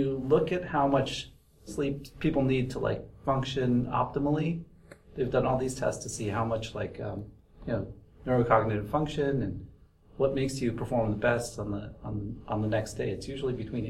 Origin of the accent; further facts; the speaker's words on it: New York City, New York, United States; I was born in Brooklyn.